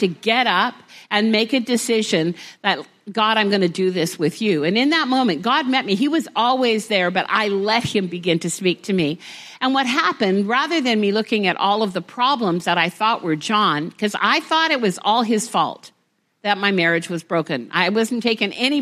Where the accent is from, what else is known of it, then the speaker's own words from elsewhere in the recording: Vancouver, British Columbia, Canada; We're from Vancouver.